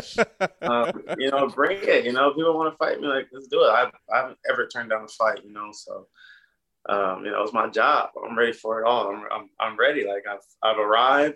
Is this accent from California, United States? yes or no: yes; Fontana, California, United States; I grew up in Fontana, San Bernardino